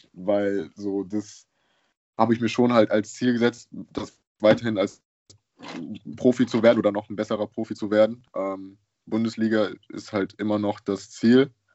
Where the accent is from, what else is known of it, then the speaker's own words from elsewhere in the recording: Düsseldorf, North Rhine-Westphalia, Germany; also born or lived in Haiti / Würzburg / Munich; ich komme aus Düsseldorf